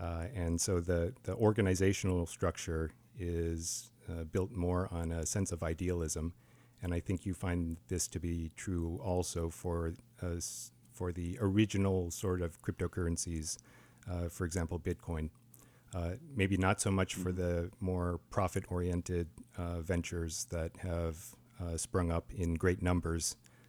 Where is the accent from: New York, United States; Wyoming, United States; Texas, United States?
Wyoming, United States; I was born in Wyoming, actually. My parents immigrated here from South Korea, and they jumped through all the hoops to become American citizens about 50 years ago. So I grew up in kind of the mountain states